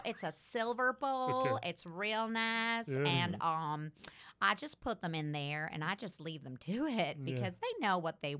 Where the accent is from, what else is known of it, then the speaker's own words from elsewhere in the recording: Memphis, Tennessee, United States; Actually, I grew up right around Memphis.